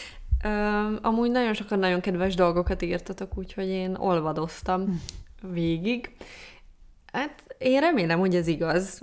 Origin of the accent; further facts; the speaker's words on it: Pécs, Baranya, Hungary; moved away; amikor elköltöztem Pécsről